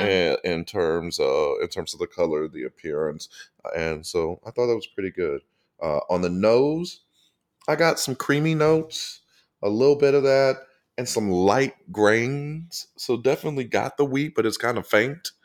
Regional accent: St. Louis, Missouri, United States; now in Atlanta, United States; Growing up in Saint Louis

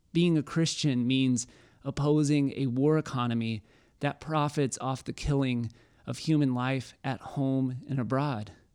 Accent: Waco, Texas, United States; I'm from Waco, and before Magnolia took over our city

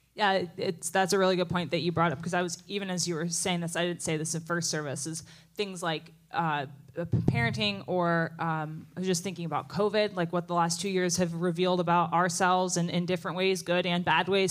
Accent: New Jersey, United States; moved away as an adult; I grew up in New Jersey

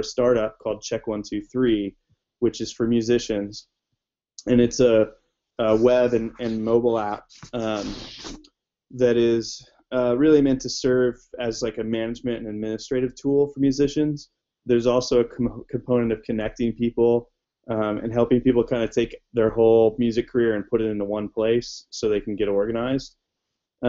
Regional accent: Indiana, United States; I grew up in Indiana

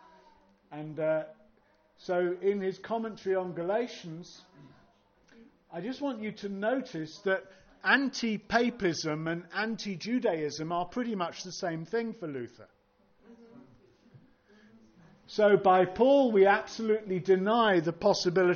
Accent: United Kingdom; I'm British

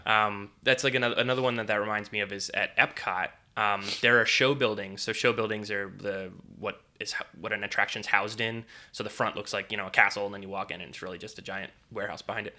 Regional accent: Northeast, United States; now in Florida, United States; growing up in the Northeast, we would, you know, go to a lot of the Northeast theme parks, Dorney Park, Hershey Park, Six Flags Great Adventure

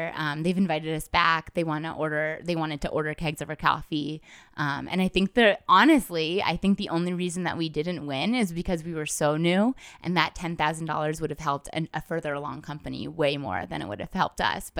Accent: Washington, United States; also born or lived in Hawaii; I was born in Hawaii. My mom was a nurse. And then, you know, after Hawaii, we were stationed in Washington, which was the coffee capital of the world at the time.

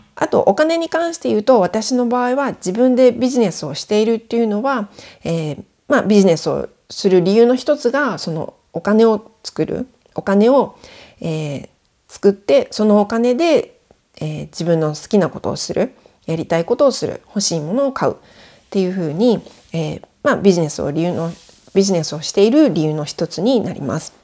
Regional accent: Japan; moved away as an adult; now in France; 上の子を連れて日本に帰国してたんですね。で1ヶ月ぐらい帰ってたんですけど私の実家にいる間

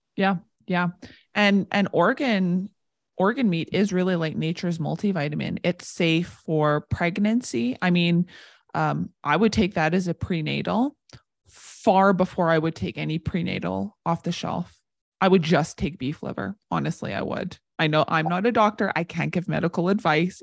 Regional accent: Warman, Saskatchewan, Canada; I grew up outside of Warman

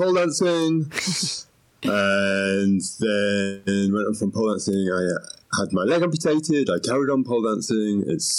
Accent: Yorkshire and the Humber, United Kingdom; now in London, United Kingdom; Okay, well, I was born in Yorkshire 51 years ago. I had a great time at school. I became a hairdresser. I moved to London.

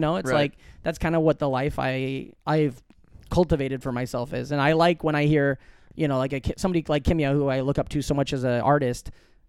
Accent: Omaha, Nebraska, United States; And I grew up right outside of Omaha, and at the time when I was growing up and I was in bands in high school

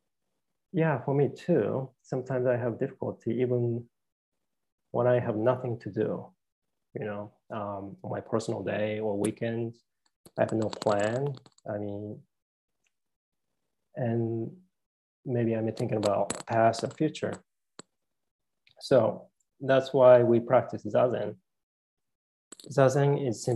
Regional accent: Tokyo, Japan; moved away as an adult; now in United States; I came originally from Japan. You know, I'm a male. You know, and I came from Tokyo, Japan. I lived in America for 20 years

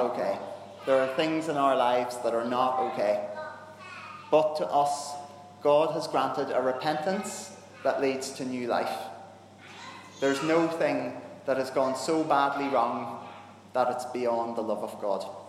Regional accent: Northern Ireland, United Kingdom; I'm a Northern Irish Protestant. And we grew up in a time where that kind of friendship wasn't really okay

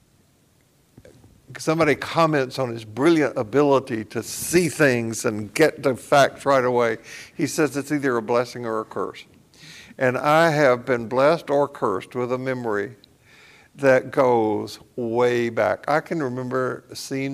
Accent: Columbia, Tennessee, United States; also born or lived in Portland, Tennessee; As a family, we moved during the war from Portland, Tennessee to Columbia

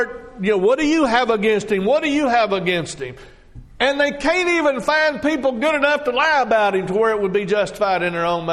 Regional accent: Texas, United States; moved away; I grew up in Texas

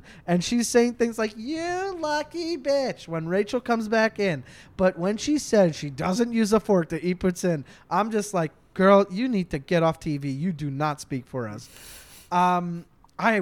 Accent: Canada; I'm Canadian

